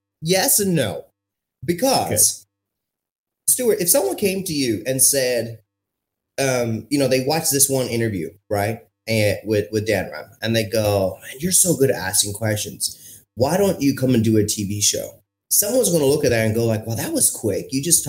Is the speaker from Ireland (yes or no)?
no; India; also born or lived in France / Morocco / Zimbabwe; I'm Indian. I've got brown skin. I grew up on three or four continents. And so my accent adapted to every country. So when I was living in France, I had a French accent.